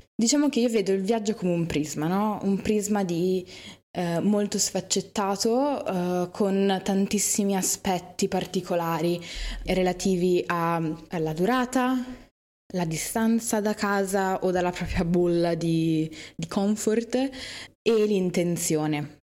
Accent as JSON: {"language": "Italian", "town": "Milan", "region": "Lombardy", "country": "Italy", "said": "io sono di Milano"}